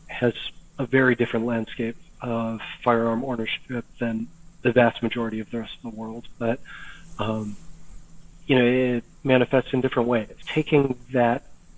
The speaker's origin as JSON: {"language": "English", "town": "Green Bay", "region": "Wisconsin", "country": "United States", "tie": "born or raised there", "also_born_or_lived": "Philadelphia, Pennsylvania / Madison, Wisconsin", "moved": "as an adult", "lives_now": "Maryland, United States", "said": "I'm in Maryland now, but I grew up in the Midwest. So I came up in Green Bay, Wisconsin"}